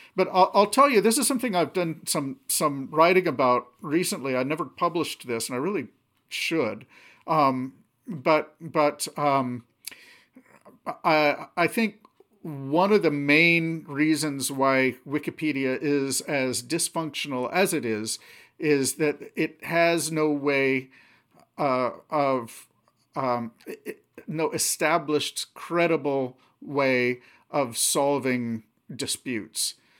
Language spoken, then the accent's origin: English; Anchorage, Alaska, United States; also born or lived in Seattle area, Washington; we moved up to Alaska when I was seven. And, uh, yeah, so, uh, um, most of my childhood memories growing up, um, are from there.